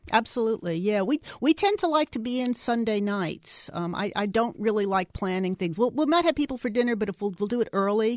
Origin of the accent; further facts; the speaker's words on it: New York City, New York, United States; now in Dallas, United States; I grew up in New York City.